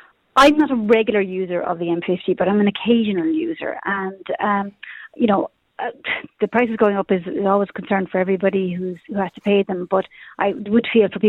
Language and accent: English; Tipperary, Munster, Ireland; now in Artane, Dublin, Ireland; I'm originally from Tipperary.